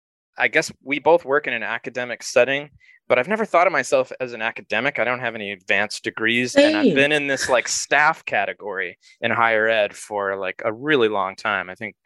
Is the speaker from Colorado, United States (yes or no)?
yes; Colorado Springs, Colorado, United States; moved away as an adult; now in Chicago, United States; I grew up in Colorado Springs, Colorado, but I've been in the Midwest since 1995 when I left for college. I've lived in Chicago for 20 years.